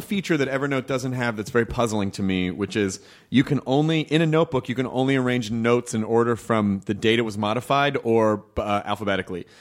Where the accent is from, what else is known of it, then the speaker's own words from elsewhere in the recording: Memphis, Tennessee, United States; now in Los Angeles, United States; when I was growing up in Memphis.